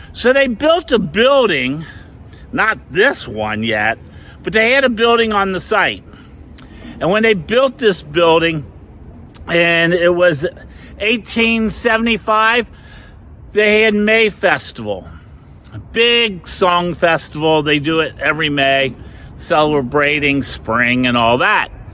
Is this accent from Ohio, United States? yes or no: yes; Cincinnati, Ohio, United States; moved away as an adult; now in Fort Lauderdale, United States; this is where I was born and raised and lived here until I was about 40 something years old